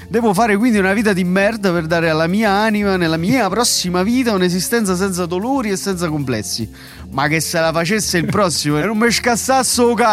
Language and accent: Italian; Naples, Campania, Italy; come mi sia allontanato con uno stile da milanese imbruttito, anche se sono napoletano.